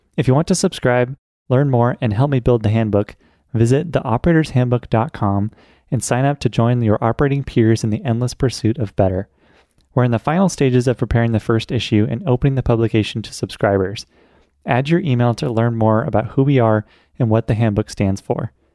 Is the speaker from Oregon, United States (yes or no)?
yes; Portland, Oregon, United States; also born or lived in Pittsburgh, Pennsylvania; I was born and raised in Portland, Oregon.